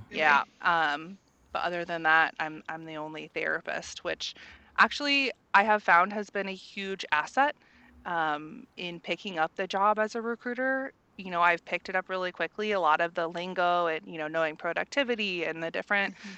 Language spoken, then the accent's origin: English; Central Indiana, United States; moved away as an adult; now in San Diego, United States; I'm originally from Central Indiana, um, and you know, decided to do travel and get out of the Midwest